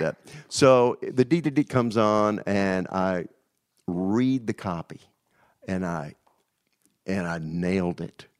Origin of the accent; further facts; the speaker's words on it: Danville, Virginia, United States; also born or lived in New York; now in Nashville, United States; Danville, Virginia